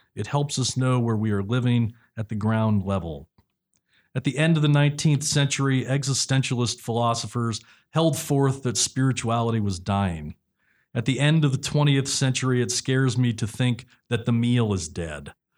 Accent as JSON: {"language": "English", "town": "San Leandro", "region": "California", "country": "United States", "tie": "born or raised there", "said": "I grew up in San Leandro"}